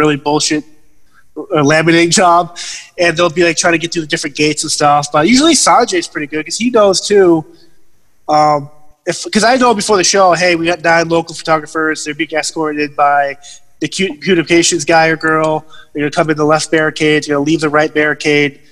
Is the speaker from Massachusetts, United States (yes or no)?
yes; Massachusetts, United States; I grew up in Massachusetts